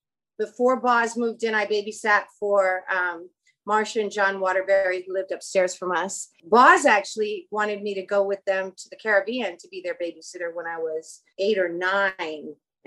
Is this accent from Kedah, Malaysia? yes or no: no; Kuala Lumpur, Federal Territory of Kuala Lumpur, Malaysia; born there; I was born in Kuala Lumpur, Malaysia. So I'm an American born abroad, like you are.